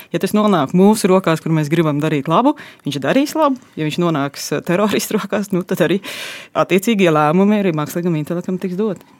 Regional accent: Latvia; mēs esam latvieši tādi mierīgāki, klusāki

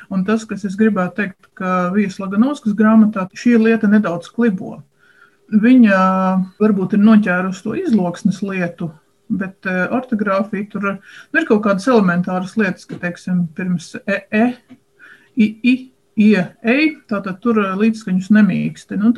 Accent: Viļāni, Latgale, Latvia; man ir priekšrocība, mana izlūksne diezgan tuvu ir latgaliešu eh, rakstu valodai. Tu esi no? Es esmu no Viļāniem.

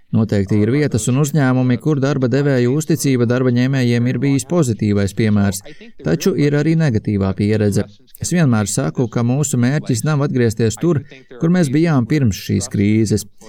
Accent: Chicago, Illinois, United States; Es pats esmu no Amerikas Savienotajām valstīm, no Čikāgas pievārtes

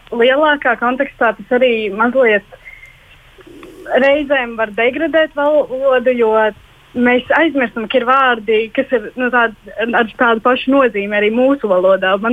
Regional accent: Latvia; first language Latvian; Man ir svarīgi tas, ka mēs runājam latviešu valodā. Un, jā, jo tā ir mana dzimtā valoda un, tā, un es priecājos, ka tā ir arī mana nu, nacionālā valoda un valsts valoda.

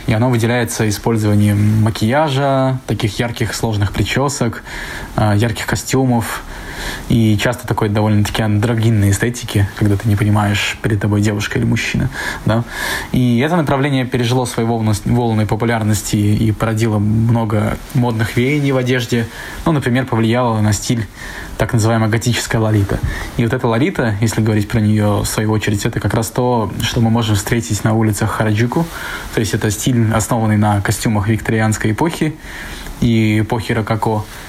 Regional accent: Saint Petersburg, Russia; moved away as an adult; now in Tokyo, Japan; я из Санкт-Петербурга. И в Японию я переехал где-то два года назад, живу в Токио

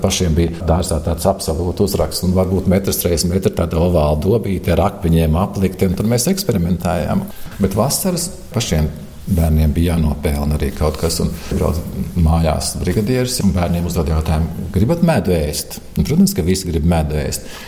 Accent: Saloja, Vidzeme, Latvia; es esmu dzimis Salojā. Un Skoliņa bija puikulis, astoņgadīgā skola

